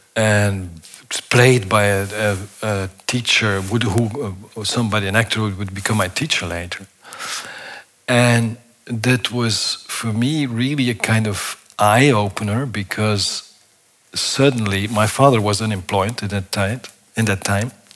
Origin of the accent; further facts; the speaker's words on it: Flemish part of Belgium, Flanders, Belgium; I was born in Belgium, in the Flemish part of Belgium